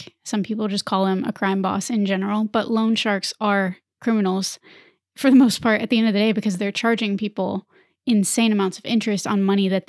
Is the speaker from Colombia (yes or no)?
no; the American South, United States; even growing up in the American South.